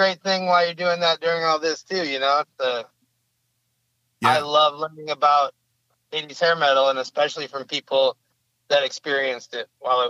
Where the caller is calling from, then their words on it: Utah, United States; I'm probably like 10 miles south of Ogden.